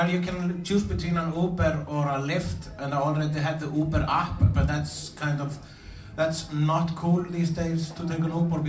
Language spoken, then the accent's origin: English; Iceland; I am Icelandic.